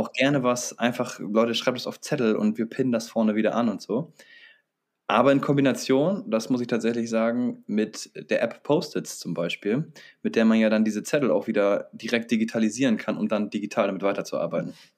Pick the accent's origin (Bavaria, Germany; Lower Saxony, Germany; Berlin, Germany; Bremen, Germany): Bremen, Germany; Wir bei uns in Bremen